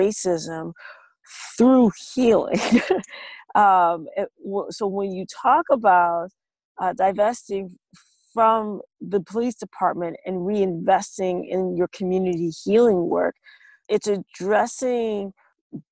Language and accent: English; Minneapolis, Minnesota, United States; I'm from Minneapolis